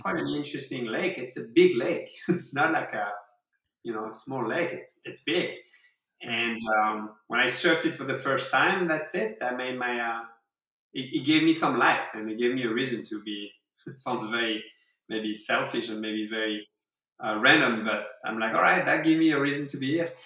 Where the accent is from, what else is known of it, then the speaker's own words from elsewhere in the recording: France; English is a second language; moved away as an adult; now in Rochester, United States; a young French man with two surfboards